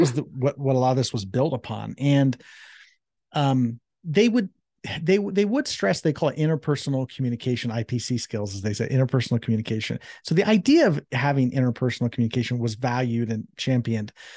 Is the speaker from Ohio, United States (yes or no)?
yes; Columbus, Ohio, United States; that's where I was born and raised in Columbus, Ohio